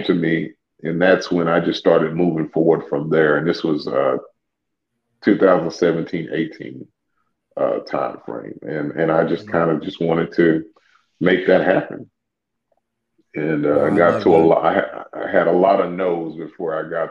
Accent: Louisiana, United States; I'm from Louisiana

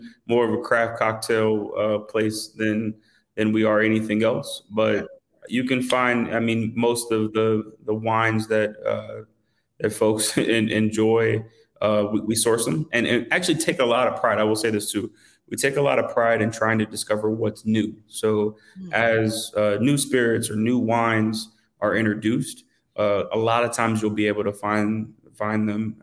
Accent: Atlanta, Georgia, United States; I'm from Atlanta

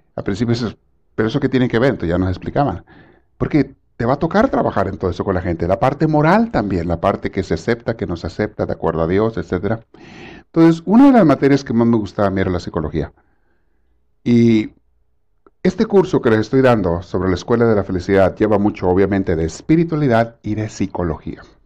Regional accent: Mexico; moved away; cuando yo estaba en la secundaria en México

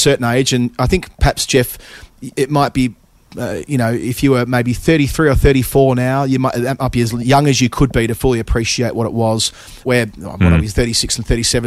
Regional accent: Melbourne, Victoria, Australia; growing up in Melbourne at the time that I did

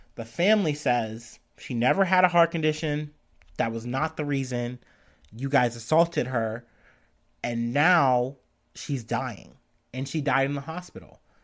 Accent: United States; I'm an American, I'm a person who's living and seeing the protests and stuff happening here

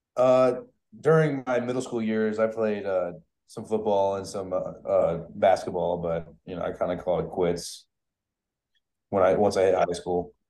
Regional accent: Tampa, Florida, United States; I'm from Tampa

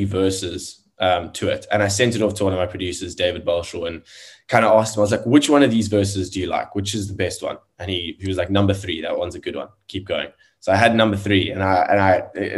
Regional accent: South Africa; South African musician

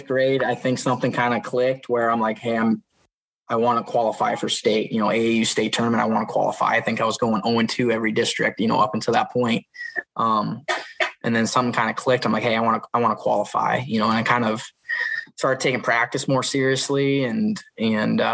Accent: Epworth, Iowa, United States; also born or lived in Dubuque, Iowa; So just growing up in Dubuque, my dad had a little tumbling mat, and he'd have, you know, me and the brothers wrestle out in the living room on the mat. And then when we moved out to Epworth in the country

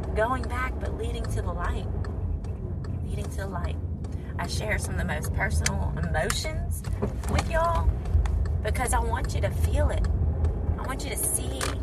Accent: United States; moved away as an adult; also born or lived in Saudi Arabia; I'm American

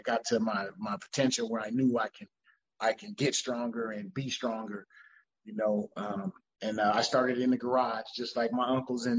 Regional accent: Monrovia, California, United States; I'm from Monrovia, California. It's about 20 minutes from LA. I'm in LA County

